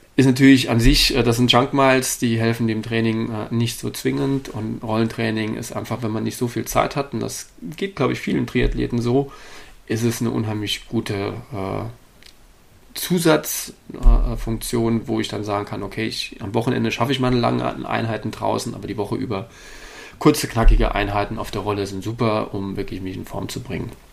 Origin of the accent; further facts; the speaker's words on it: Saarland, Germany; also born or lived in Darmstadt; now in Hannover, Germany; bin an sich gebürtiger Saarländer, äh, bin aber über äh, einige Jahre in Darmstadt, schlussendlich in Hannover gelandet